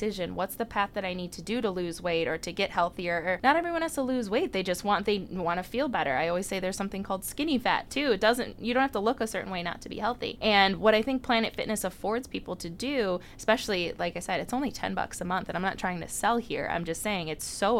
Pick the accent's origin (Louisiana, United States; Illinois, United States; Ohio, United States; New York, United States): Illinois, United States; Mundelein; also born or lived in Chicago; the girl from Mundelein, Illinois